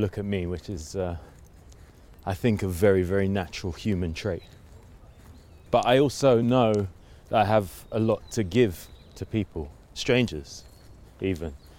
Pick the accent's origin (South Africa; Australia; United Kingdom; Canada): United Kingdom; London; also born or lived in Willesden / Kensal Rise / Hampstead; born in, like I say, in the Royal Free, but then grew up in Kilburn